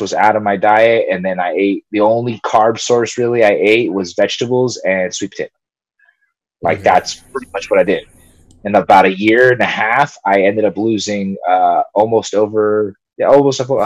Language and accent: English; Long Beach, California, United States; first language Spanish; English is a second language; I live, born and raised in Long Beach, California